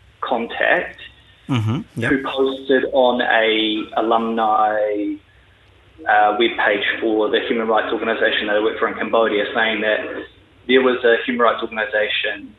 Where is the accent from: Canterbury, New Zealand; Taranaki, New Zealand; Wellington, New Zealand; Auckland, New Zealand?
Canterbury, New Zealand; Christchurch; moved away as an adult; also born or lived in London; I'm from Christchurch, born and raised